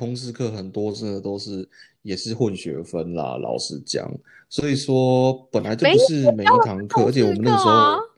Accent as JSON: {"language": "Chinese", "country": "Taiwan", "moved": "as an adult", "lives_now": "United States", "said": "因为其实我觉得主要还是因为我们是从台湾来到美国嘛。"}